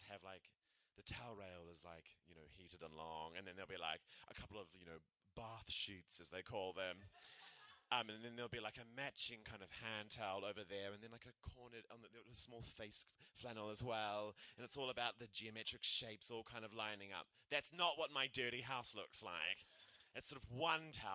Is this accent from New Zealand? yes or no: yes; Christchurch, Canterbury, New Zealand; now in Auckland, New Zealand; I'm from Christchurch